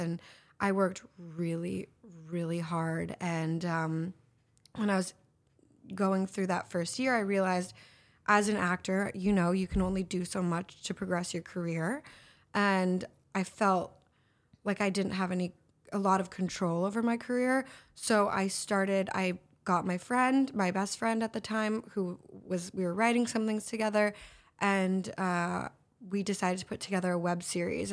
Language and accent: English; Los Angeles, California, United States; I'm from here, L A.